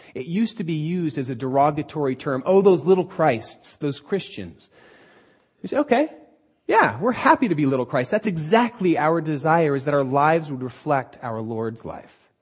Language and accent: English; Southern California, United States; we're from Southern California and aren't used to any sort of weather that doesn't involve sandals